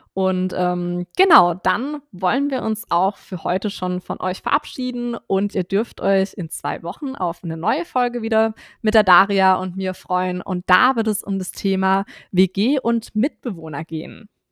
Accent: Swabia, Baden-Württemberg, Germany; moved away; ich komme ursprünglich aus dem Schwabenland

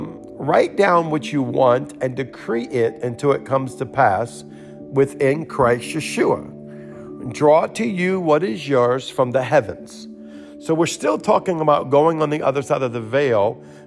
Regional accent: New Orleans, Louisiana, United States; we're from New Orleans

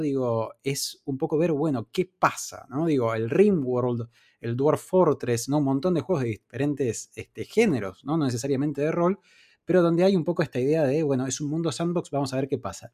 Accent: Argentina; en nuestra infancia no se conseguían juegos originales acá en Argentina

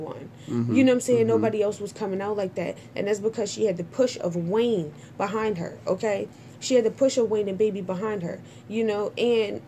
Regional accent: Trinidad & Tobago; I'm Trinidadian

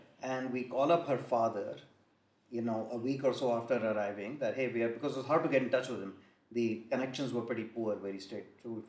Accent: Thailand; I told them that I grew up in Thailand

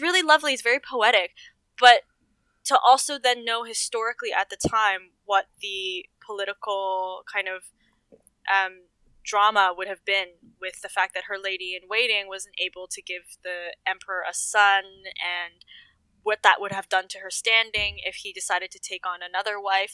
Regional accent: Toronto, Ontario, Canada; I am born and raised in Toronto, Canada.

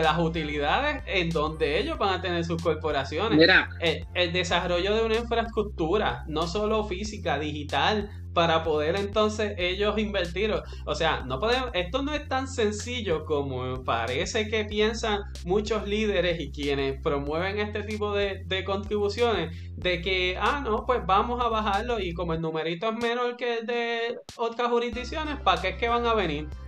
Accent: Puerto Rico; como puertorriqueños

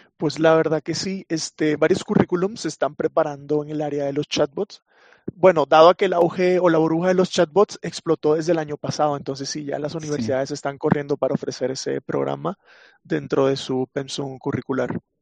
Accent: Venezuela; soy de Venezuela

